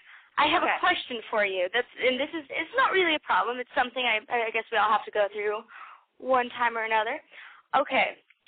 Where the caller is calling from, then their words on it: Las Vegas, Nevada, United States; I am 23 from Las Vegas.